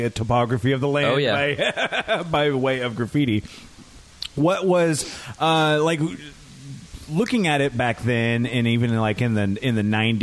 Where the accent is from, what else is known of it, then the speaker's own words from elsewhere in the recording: University Place, Washington, United States; I grew up in University Place in Tacoma